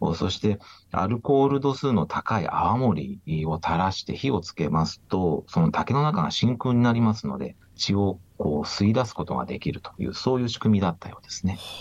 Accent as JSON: {"language": "Japanese", "town": "Yokohama", "region": "Kanagawa", "country": "Japan", "tie": "born or raised there", "moved": "as an adult", "lives_now": "Okinawa, Japan", "said": "出身は横浜なんですけれども縁が沖縄に来まして"}